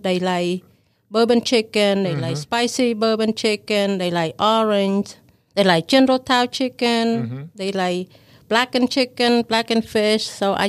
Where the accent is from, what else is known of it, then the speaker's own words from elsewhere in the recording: Thailand; also born or lived in Crystal River, Florida; now in United States; Originally, I'm from Thailand.